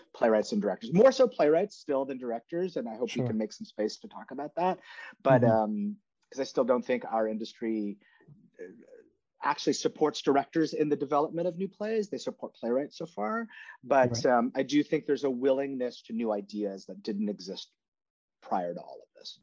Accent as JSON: {"language": "English", "country": "Canada", "moved": "yes", "lives_now": "New York City, United States", "said": "I'm from Canada, and I've like seen different models back in my home country."}